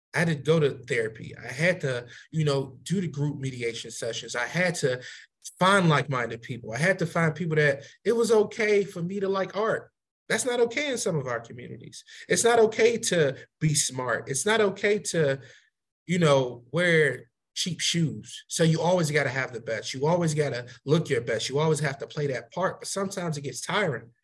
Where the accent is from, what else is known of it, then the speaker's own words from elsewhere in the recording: Chicago, Illinois, United States; moved away as an adult; now in Baltimore, United States; growing up in Chicago